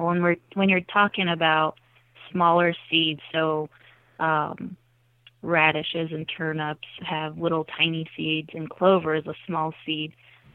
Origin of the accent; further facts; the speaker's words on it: Iowa, United States; So I grew up in South Central Iowa, and I was able to stay kind of around the area. I moved a little closer to Des Moines, and grew up on a farm